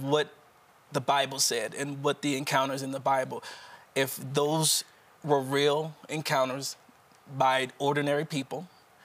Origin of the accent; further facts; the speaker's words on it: Wilmington, Delaware, United States; I'm from Wilmington, Delaware, right outside of the Philadelphia region.